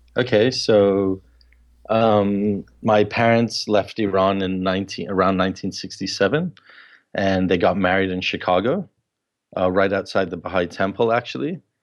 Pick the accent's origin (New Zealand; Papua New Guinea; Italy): Papua New Guinea; a couple of really close friends that I grew up with in Papua New Guinea